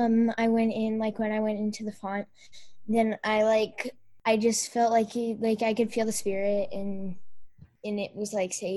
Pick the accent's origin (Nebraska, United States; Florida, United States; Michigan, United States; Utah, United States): Utah, United States; I'm from Utah